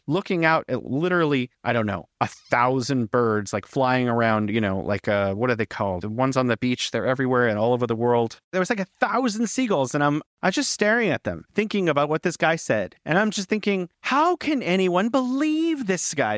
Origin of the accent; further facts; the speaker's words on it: United States; now in China; I'm an American living in China